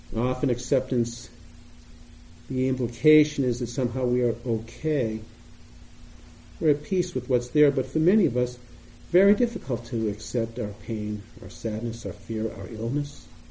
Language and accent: English; Boston, Massachusetts, United States; accent: Boston; You may hear from my voice, I sound like I'm from Boston, and I am.